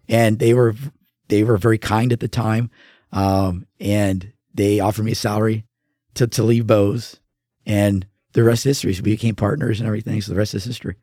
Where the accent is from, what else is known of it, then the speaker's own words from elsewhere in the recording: La Mirada, California, United States; also born or lived in Orange County, California; now in Oregon, United States; I grew up in Southern California um, and had some really good friends down there, uh, LA County, and then we moved to Orange County.